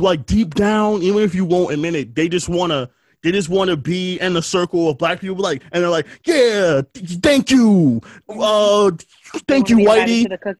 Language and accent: English; New York City, New York, United States; growing up in New York